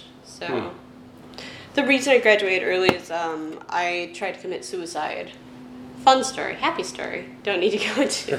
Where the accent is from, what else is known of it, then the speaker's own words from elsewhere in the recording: Carol Stream, Illinois, United States; I grew up in Carroll Stream.